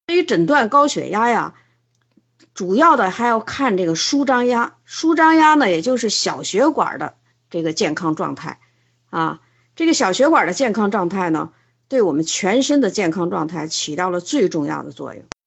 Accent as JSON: {"language": "Chinese", "country": "China", "said": "我们中国人"}